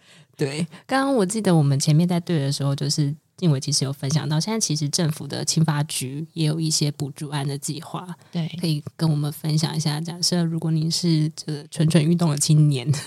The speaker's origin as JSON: {"language": "Chinese", "region": "Pingtung County", "country": "Taiwan", "tie": "born or raised there", "moved": "yes", "said": "因为比如说像我的老家在屏东，可我已经离乡十八年了。"}